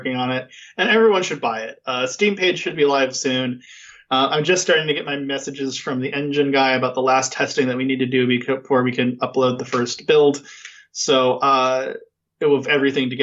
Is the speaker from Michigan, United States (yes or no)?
no; California, United States; accent: California dude; I just sound like a California dude